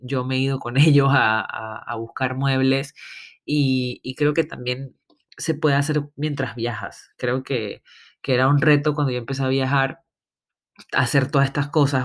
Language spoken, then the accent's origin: Spanish; Panama; moved away; also born or lived in Barcelona; como le decimos en mi tierra